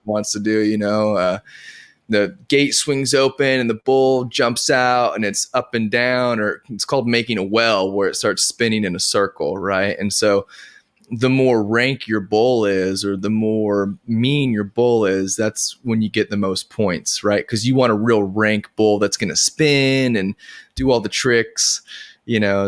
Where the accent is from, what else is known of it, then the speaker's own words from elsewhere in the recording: Edgewood, New Mexico, United States; now in Nashville, United States; I grew up in New Mexico